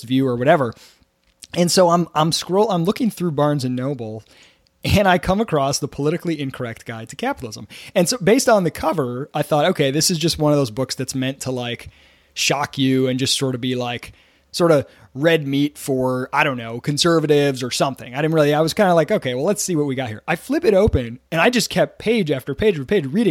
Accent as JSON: {"language": "English", "region": "Michigan", "country": "United States", "said": "I'm from Michigan"}